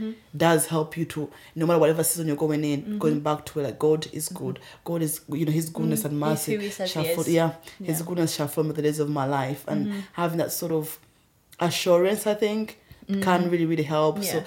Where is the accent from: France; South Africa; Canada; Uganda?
Uganda; also born or lived in Rwanda; now in United Kingdom; I'm from Uganda, but I was born in Rwanda. And I was in a boarding school.